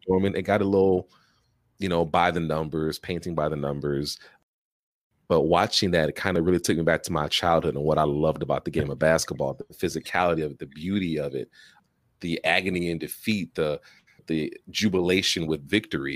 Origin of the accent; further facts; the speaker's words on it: Chicago, Illinois, United States; As a Chicagoan, as a native Chicagoan